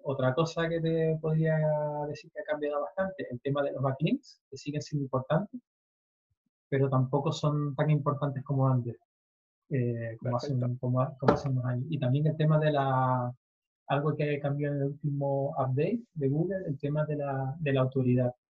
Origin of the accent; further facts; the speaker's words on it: Tenerife, Canary Islands, Spain; soy de Tenerife